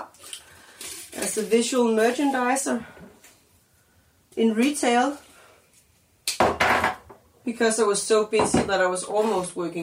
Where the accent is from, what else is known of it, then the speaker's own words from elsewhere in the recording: Denmark; now in Copenhagen, Denmark; I'm from Jutland